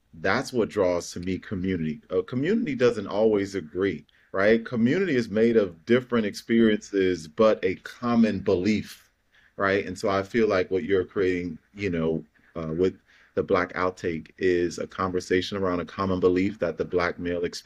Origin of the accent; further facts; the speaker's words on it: United States; I'm an African American. I was born in the United States